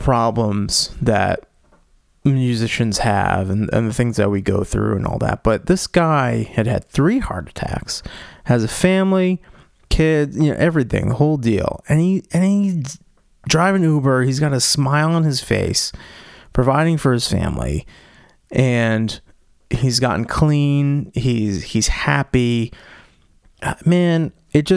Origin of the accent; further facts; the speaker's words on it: Cambridge, Massachusetts, United States; my hometown of Boston, or I guess technically Cambridge